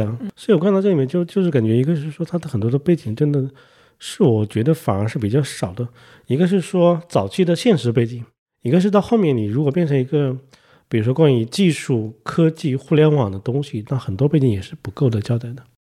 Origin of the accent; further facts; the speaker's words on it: China; 作为中国人，我不知道